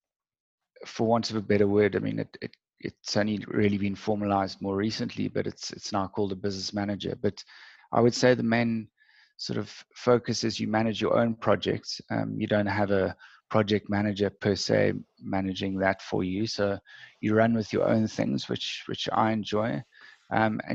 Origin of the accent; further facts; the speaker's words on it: Cape Town, Western Cape, South Africa; I grew up in Cape Town and was schooled there.